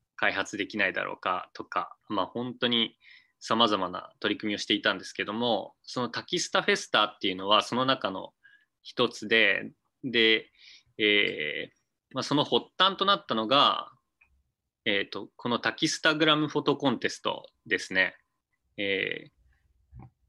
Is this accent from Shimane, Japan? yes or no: yes; Izumo, Shimane, Japan; also born or lived in Tokyo; 出身は島根県出雲市です。で、大学から東京の方に行って、向こうで就職して、えー、32歳ぐらいの時に、こっちに U ターンしてきています